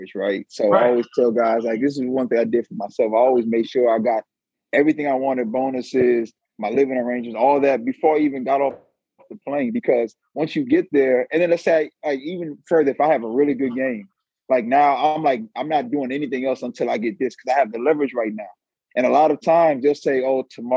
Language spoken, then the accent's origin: English; United States; I'm from Montgomery County